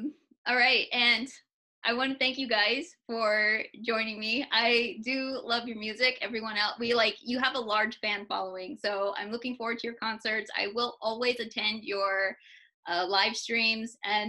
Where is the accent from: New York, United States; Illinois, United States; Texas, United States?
Texas, United States; I'm a Texan.